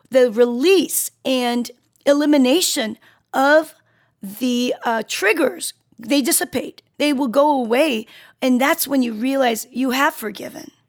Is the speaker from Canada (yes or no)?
no; Seoul, South Korea; born there; i was born in South Seoul, Korea, South Korea, and, and I was on a mountain.